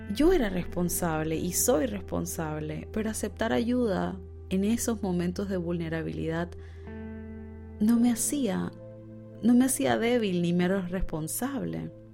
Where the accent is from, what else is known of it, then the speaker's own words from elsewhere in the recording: Panama; moved away as an adult; also born or lived in Buenos Aires, Argentina; Panamá, mi país natal